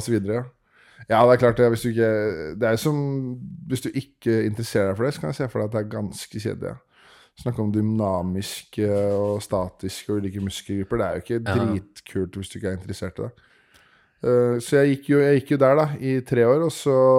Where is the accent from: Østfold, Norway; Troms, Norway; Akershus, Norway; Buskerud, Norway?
Akershus, Norway; Årnes; moved away; Jeg er opprinnelig fra Årnes, en sånn time utafor 45 eh, minutter over Oslo.